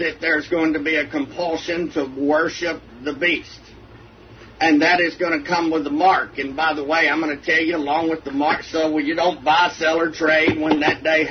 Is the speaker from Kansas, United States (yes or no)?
no; Texas, United States; I'm from Texas